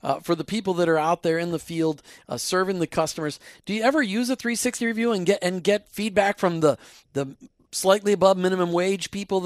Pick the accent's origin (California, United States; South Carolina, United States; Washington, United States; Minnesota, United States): Minnesota, United States; now in Florida, United States; we live in Florida now, but we grew up in Minnesota